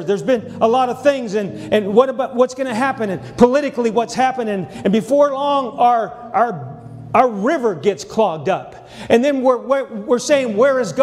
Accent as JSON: {"language": "English", "region": "Montana", "country": "United States", "also_born_or_lived": "Texas", "moved": "yes", "said": "I'm from Montana, but I spent 12 years in Texas"}